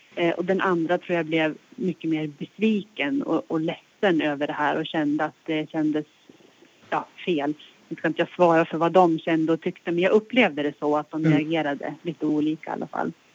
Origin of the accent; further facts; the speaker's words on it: Hälsingland, Gävleborg County, Sweden; moved away as an adult; also born or lived in Stockholm; now in Östersund, Sweden; min resa börjar i Hälsingland, det är där jag kommer ifrån